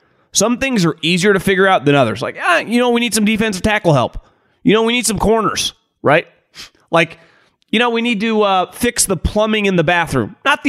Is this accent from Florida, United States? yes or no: yes; Florida, United States; I'm from South Florida, so my Dolphins could benefit from a healthier quarterback.